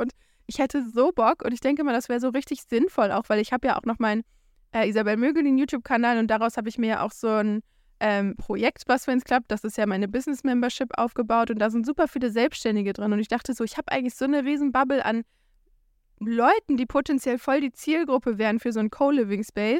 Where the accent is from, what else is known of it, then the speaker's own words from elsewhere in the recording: Germany; moved away; als Deutscher